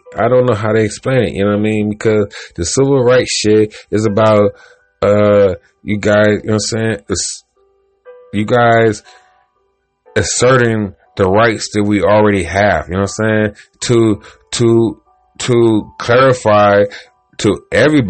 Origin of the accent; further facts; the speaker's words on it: Cleveland, Ohio, United States; I'm from Cleveland, Ohio